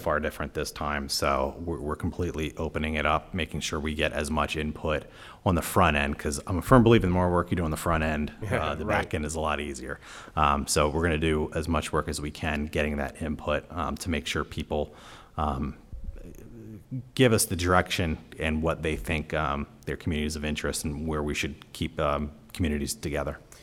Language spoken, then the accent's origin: English; York, Pennsylvania, United States; I'm from York